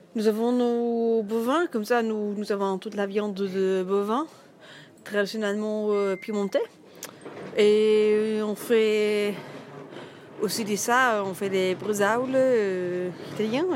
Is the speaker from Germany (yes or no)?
yes; north-central Germany, Germany; French is a second language; moved away as an adult; J'arrive de, centre nord de l'Allemagne